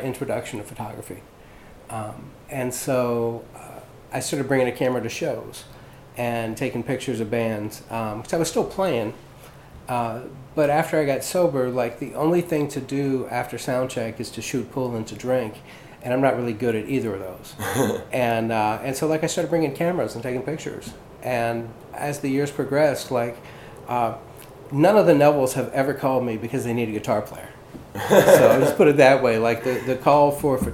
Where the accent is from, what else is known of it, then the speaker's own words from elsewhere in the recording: Lafayette, Louisiana, United States; moved away as an adult; now in New Orleans, United States; Originally, I'm from Lafayette. I grew up there